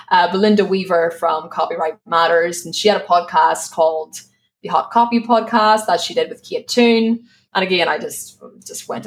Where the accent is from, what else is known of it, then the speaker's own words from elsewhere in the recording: Ireland; moved away as an adult; now in Spain; so I live in Spain. I'm from Ireland, just in case people spend the rest of the show being like, what's that accent?